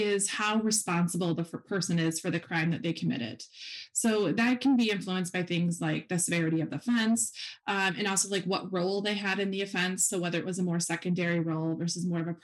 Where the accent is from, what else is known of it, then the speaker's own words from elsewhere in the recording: Wisconsin, United States; also born or lived in Huntsville, Texas; I am from Wisconsin